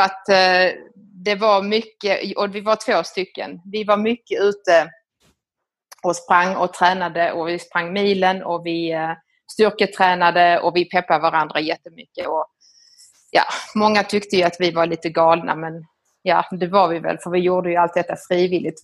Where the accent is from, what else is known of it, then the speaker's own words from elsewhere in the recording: Skåne, Sweden; moved away as an adult; also born or lived in Italy / Rome, Italy / Lebanon; now in Milan, Italy; Jag kommer ifrån eh, Skåne, eh, nere på Österlen och eh, har vuxit upp där nere i en liten by ute på landet